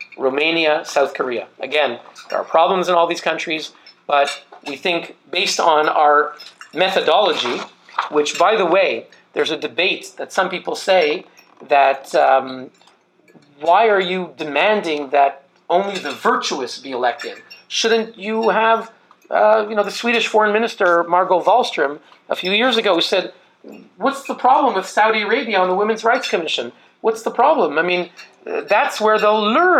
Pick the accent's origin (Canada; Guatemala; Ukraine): Canada; now in Switzerland; I grew up in Canada. I live in Switzerland.